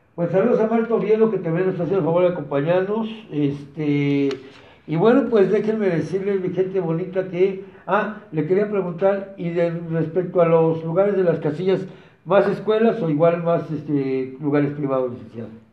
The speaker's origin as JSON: {"language": "Spanish", "country": "Mexico", "said": "somos nosotros los mexicanos"}